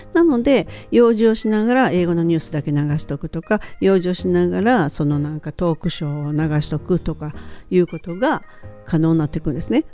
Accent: Japan; 私たちみたいに日本で生まれて日本で育って英語っていうのを第二言語として学校で学び出す

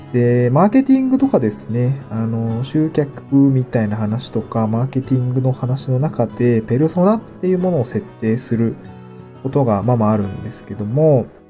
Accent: Niigata, Japan; moved away as an adult; also born or lived in Aomori Prefecture; now in Tokyo, Japan; 私の場合はですね、あの、出身が新潟県で

